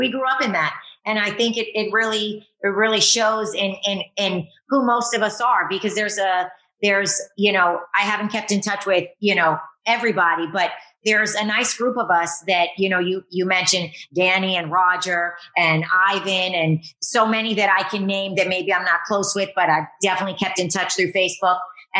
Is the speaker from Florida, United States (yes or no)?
yes; Miami, Florida, United States; we grew up in Southwest Kendall, and those were the times for sure. We grew up in a mostly Latino community here in Miami, Florida